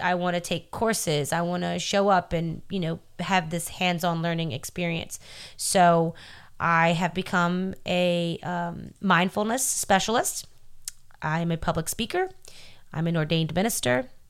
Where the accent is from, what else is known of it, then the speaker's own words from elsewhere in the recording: New Orleans, Louisiana, United States; I'm from New Orleans